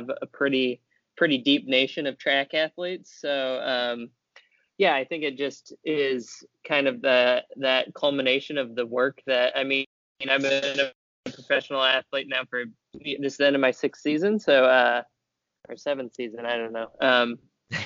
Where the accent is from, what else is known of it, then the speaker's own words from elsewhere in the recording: Indiana, United States; I'm from Indiana where it's pretty humid in the summer